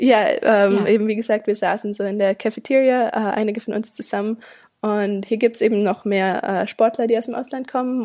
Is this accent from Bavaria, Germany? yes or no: no; Königsfeld im Schwarzwald, Baden-Württemberg, Germany; moved away as an adult; also born or lived in Canada; now in Savannah, United States; Ich komme aus einem winzigen Kaff äh, im Schwarzwald